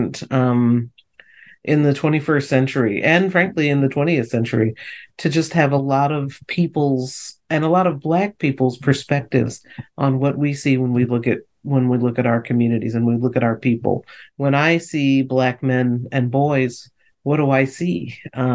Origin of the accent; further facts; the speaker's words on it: Northeast, United States; growing up in the Northeast where it snowed